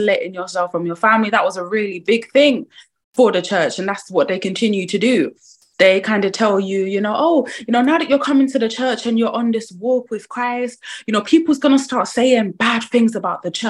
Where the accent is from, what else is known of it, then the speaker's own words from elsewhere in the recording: Croydon, London, United Kingdom; I'm born and bred in Croydon